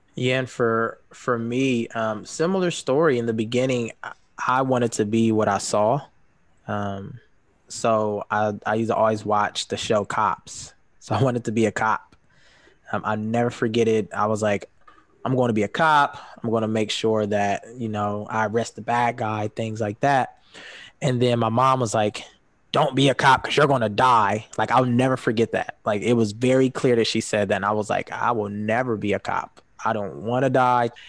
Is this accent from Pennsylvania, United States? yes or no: no; Columbus, Ohio, United States; moved away as an adult; now in Grand Rapids, United States; I'm originally from Columbus, Ohio. Um, I moved to Grand Rapids about three years ago.